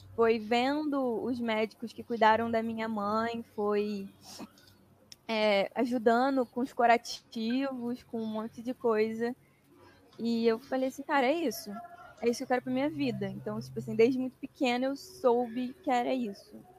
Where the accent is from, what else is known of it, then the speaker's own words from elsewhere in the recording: Governador Valadares, Minas Gerais, Brazil; moved away as an adult; now in Rio de Janeiro, Brazil; Eu sou de Minas. Eu moro no Rio há quase 12 anos, mas eu nasci em Minas, eu sou valadarense.